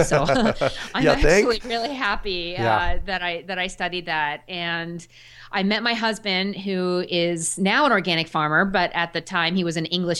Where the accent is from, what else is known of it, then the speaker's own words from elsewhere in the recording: Sagaponack, New York, United States; my summer job was working on an organic farm down in my hometown. Yes, when I was in high school and college, and the farm is still there. It's in Sagaponack, New York. I grew up on the eastern end of Long Island, near the ocean.